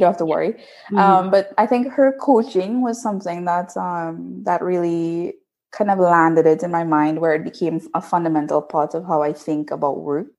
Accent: Trinidad & Tobago; moved away as an adult; now in Netherlands; I'm from Trinidad and Tobago, uh, and I did my bachelor's there in chemical engineering

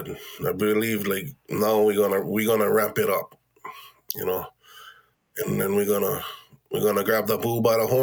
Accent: Keʻanae-Wailuanui, Maui, Hawaii, United States; We was born and raised in that village

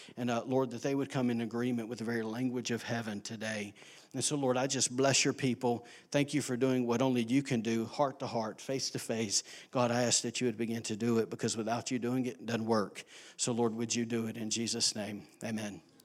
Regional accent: Alabama, United States; now in Rockport, United States; I am from Alabama

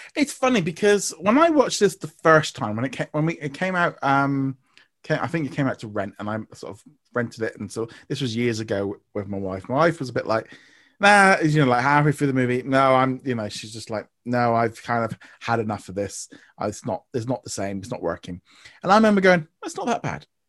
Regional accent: United Kingdom; as far as being a Brit goes, and as being a Brit

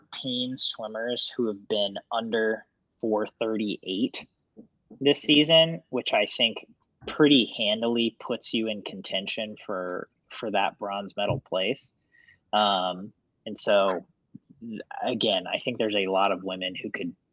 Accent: United States; I'm an American

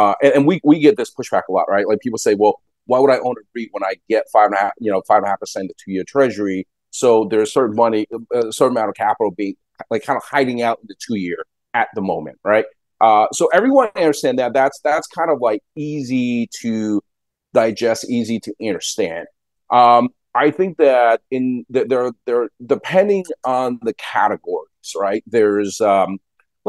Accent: Long Island, New York, United States; I grew up on Long Island

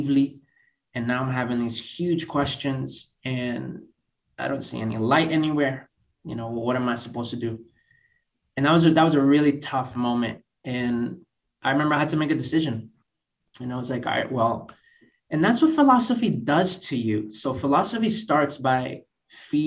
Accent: Boston, Massachusetts, United States; moved away as an adult; now in Oxford, United Kingdom; basically born and raised in Boston

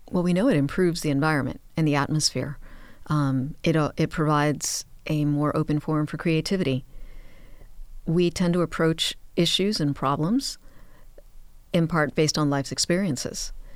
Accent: Miami, Florida, United States; I was born and raised in Miami

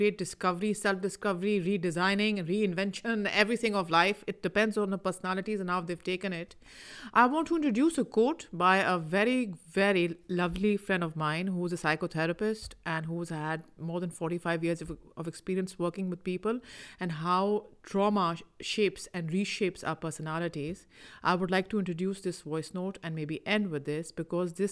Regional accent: Pakistan; I am from Pakistan

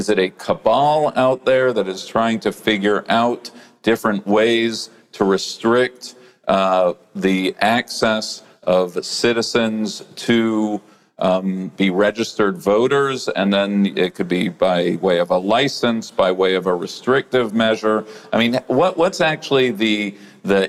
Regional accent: Chicago, Illinois, United States; I come from Chicago

